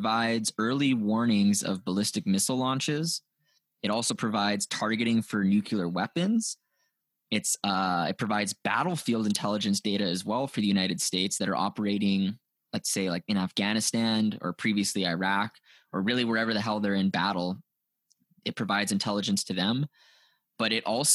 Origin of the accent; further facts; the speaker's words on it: Canada; I'm Canadian